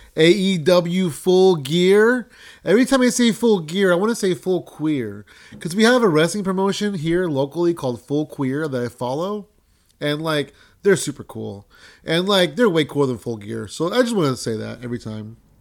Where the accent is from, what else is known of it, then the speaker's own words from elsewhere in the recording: San Jose, California, United States; I'm actually from San Jose, so I'm, I'm kinda local to that scene as well.